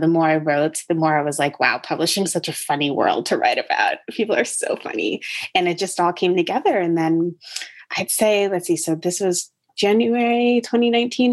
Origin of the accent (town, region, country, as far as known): Connecticut, United States; born or raised there; moved away as an adult; also born or lived in Chapel Hill, North Carolina; now in Brooklyn, United States